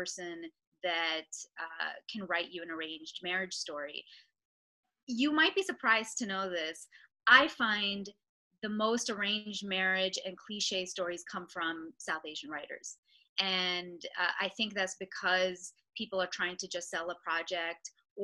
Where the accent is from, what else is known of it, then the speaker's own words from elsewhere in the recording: Mississauga, Ontario, Canada; I'm from Mississauga